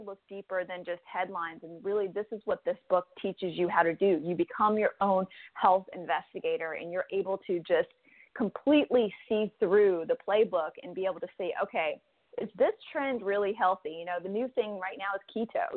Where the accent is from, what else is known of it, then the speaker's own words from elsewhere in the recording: United States; a young person growing up in the United States. I had two immigrant parents